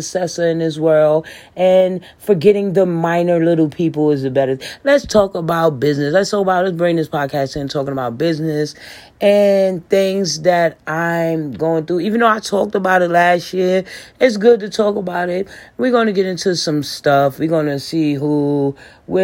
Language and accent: English; New York City, New York, United States; now in North Carolina, United States; I'm from the Bronx